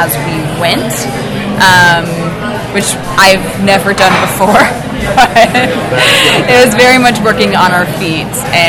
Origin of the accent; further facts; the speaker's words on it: Minnesota, United States; now in Los Angeles, United States; I grew up in Minnesota.